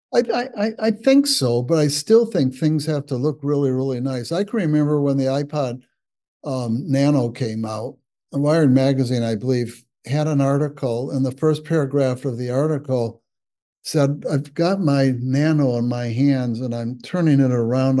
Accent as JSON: {"language": "English", "town": "Waterford", "region": "Michigan", "country": "United States", "tie": "born or raised there", "said": "I grew up in Waterford, Michigan"}